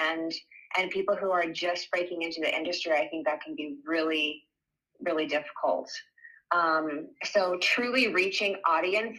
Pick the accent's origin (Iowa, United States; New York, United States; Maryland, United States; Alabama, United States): Iowa, United States; moved away as an adult; also born or lived in California / Colorado; we've been back in Iowa, my home state, for almost 8 years